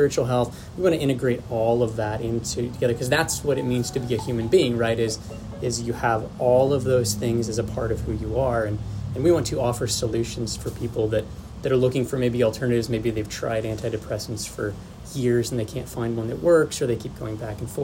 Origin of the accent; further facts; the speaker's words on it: Warsaw, Indiana, United States; also born or lived in Florida; born and raised in Warsaw, you know, born at Kosciuszko Community Hospital